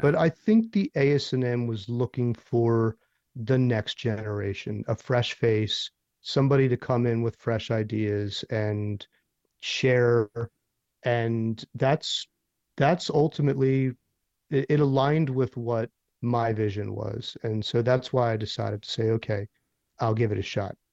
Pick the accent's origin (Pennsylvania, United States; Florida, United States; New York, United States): Pennsylvania, United States; Philadelphia; now in Nashville, United States; I'm from Philadelphia